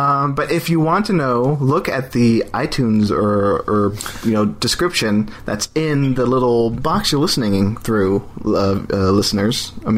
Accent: Galveston, Texas, United States; also born or lived in New Jersey / San Antonio; now in Austin, United States; I grew up in near Galveston by the coast

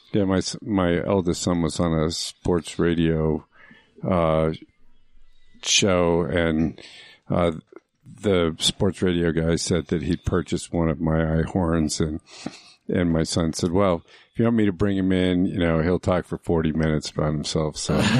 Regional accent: Phoenix, Arizona, United States; also born or lived in Mineola, Long Island, New York; I was raised in Phoenix, Arizona

